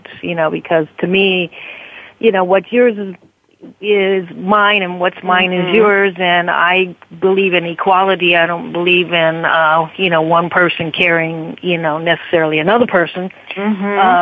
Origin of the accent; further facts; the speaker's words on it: South Florida, United States; also born or lived in New Orleans, Louisiana; at the age of 10, we moved from New Orleans to South Florida, and I've been here